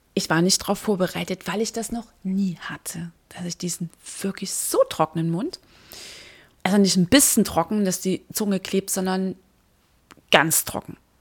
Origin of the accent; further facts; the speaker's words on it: Dresden, Saxony, Germany; born or raised there